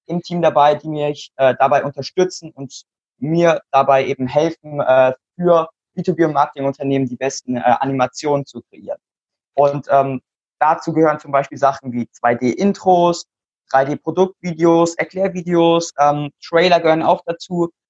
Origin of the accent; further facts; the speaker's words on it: Mannheim, Baden-Württemberg, Germany; ich bin 14 Jahre alt momentan. Ähm, ich komme aus Mannheim